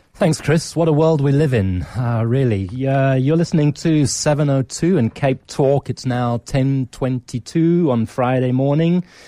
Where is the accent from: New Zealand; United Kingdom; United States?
United Kingdom; England; accent: British; also born or lived in Nigeria; now in South Africa; it's a long time since I went to school in England, and even though I was born in Nigeria